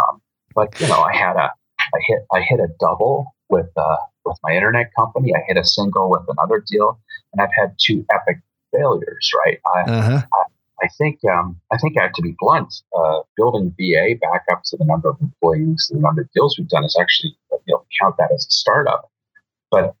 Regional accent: Vancouver, British Columbia, Canada; now in Alberta, Canada; I was born in Vancouver

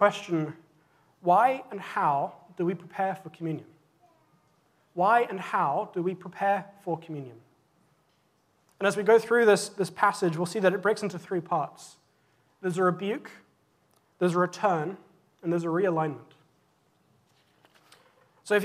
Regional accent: England, United Kingdom; moved away; When I was growing up in England, I went to a Church of England school

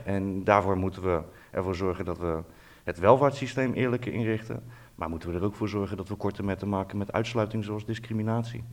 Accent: Netherlands; wij als Nederlanders

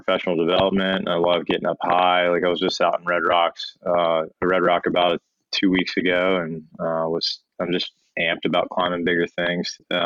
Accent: Harrisburg, Pennsylvania, United States; I'm born and raised in Harrisburg area, Pennsylvania

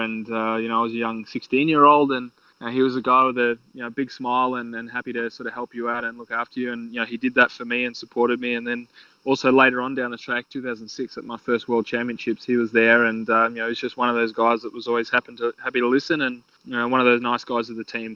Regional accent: Australia; I'm still an Australian

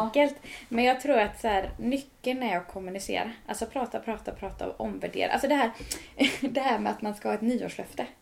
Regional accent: Örsås, Västra Götaland, Sweden; born or raised there; moved away as an adult; now in Dals Rostock, Sweden

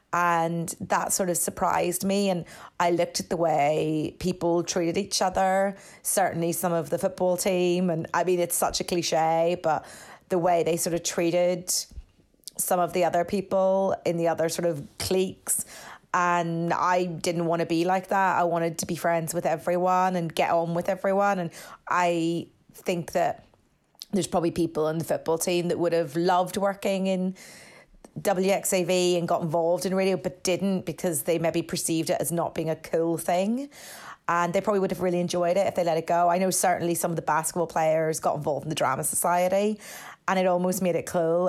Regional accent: Northern Ireland, United Kingdom; moved away as an adult; I was from Northern Ireland. I'd come to do a year abroad at Saint Xavier

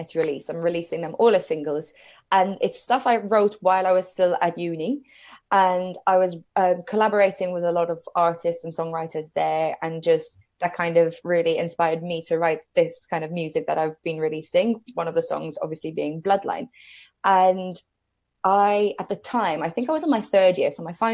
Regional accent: Malta; moved away as an adult; now in United Kingdom; So I moved over to the UK from Malta, which is where I grew up.

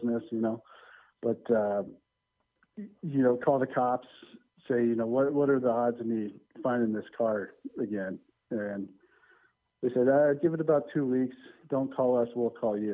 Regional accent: Denver, Colorado, United States; born and raised in Denver.

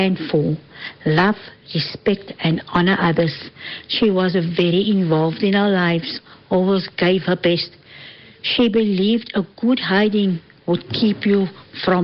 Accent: Cape Town, Western Cape, South Africa; I'm originally from Cape Town.

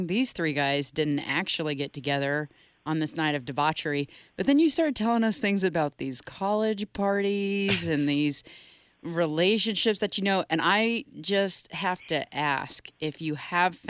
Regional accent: Texas, United States; I'm a Texan

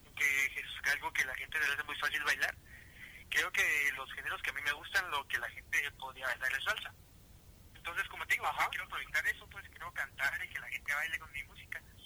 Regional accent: Quesada, Jutiapa, Guatemala; also born or lived in Guatemala City; yo soy originario de Quesada Jutiapa

